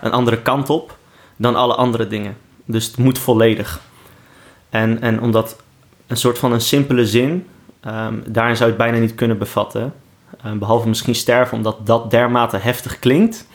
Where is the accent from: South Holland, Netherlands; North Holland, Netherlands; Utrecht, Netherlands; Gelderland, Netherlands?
South Holland, Netherlands; Rotterdam; Ik ben Rotterdammer in hart en nieren